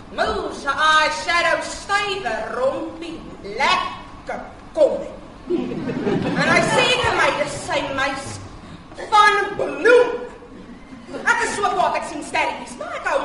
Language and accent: Afrikaans; Malmesbury, Western Cape, South Africa; Ek is van Mamasbury